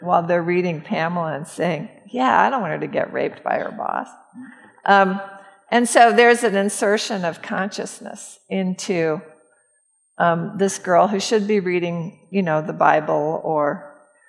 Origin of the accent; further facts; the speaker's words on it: St. Louis, Missouri, United States; moved away as an adult; also born or lived in Iowa; I grew up in St. Louis